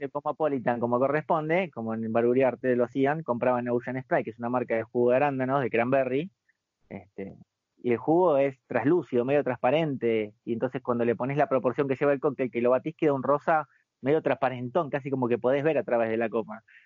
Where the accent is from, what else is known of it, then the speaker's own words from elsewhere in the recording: Buenos Aires, Argentina; also born or lived in Las Flores; yo nací acá en, va, nací acá, me crié acá de chico en Capital Federal y este, y después me mudé a Las Flores